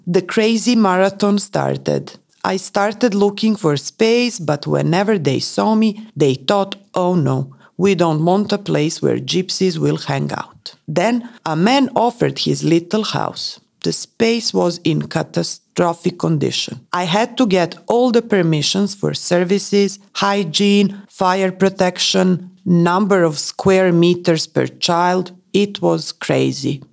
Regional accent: Prague, Czechia; I was born in Prague. My childhood was pretty complicated because my mother left me with her brother, my uncle. So I was raised in another family

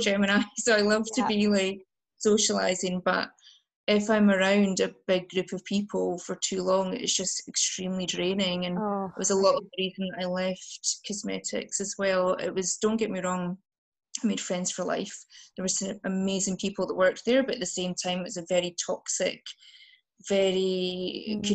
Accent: Highlands of Scotland, United Kingdom; moved away as an adult; now in Glasgow, United Kingdom; I grew up in the Highlands of Scotland

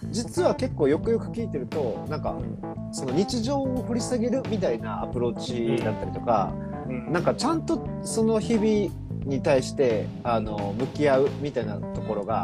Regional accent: Kansai, Japan; accent: Kansai dialect; 関西弁が出てくる

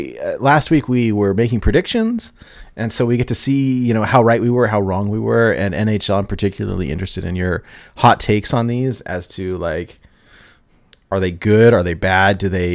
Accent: California, United States; now in Portland, United States; Like, I'm originally from California, and we had a lot of good food there.

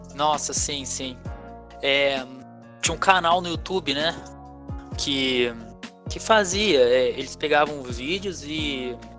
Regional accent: Pindamonhangaba, São Paulo, Brazil; Sou de Pindamangaba, São Paulo.

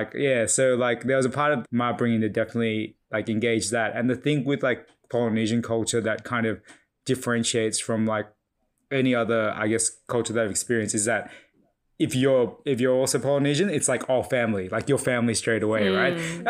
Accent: Ryde, New South Wales, Australia; Yeah, so I was born and raised here in Bryde, Sydney, so just northwestern suburbs area. My background is Fijian Chinese.

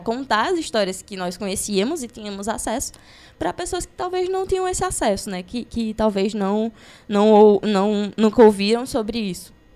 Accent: Crato, Ceará, Brazil; nasci no Crato, né? Então cresci nesse caldeirão que é o Cariri

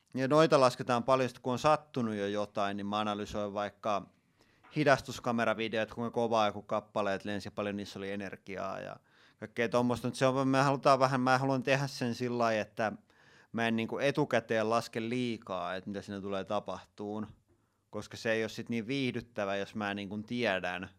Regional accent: Tampere, Pirkanmaa, Finland; mä oon asunut koko ikäni Tampereella

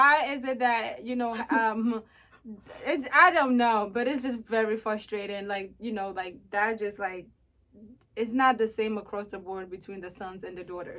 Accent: Ghana; my fellow Ghanaians, African girls

